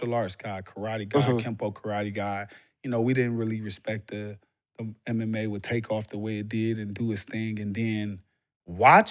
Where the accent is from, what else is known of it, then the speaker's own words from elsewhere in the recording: Cleveland, Ohio, United States; now in Florida, United States; I grew up in Cleveland, Ohio, Garden Valley Project